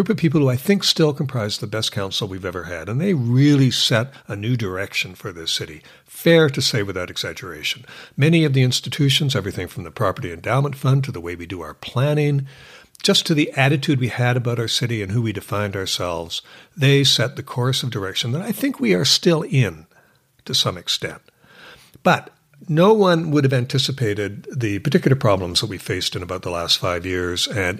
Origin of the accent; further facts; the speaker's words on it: Victoria, British Columbia, Canada; now in Vancouver, Canada; Victoria. So I'm a Canadian who's moved east.